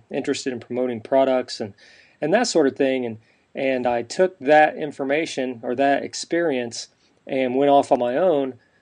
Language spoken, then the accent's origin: English; Midwest, United States; I was brought up in the Midwest.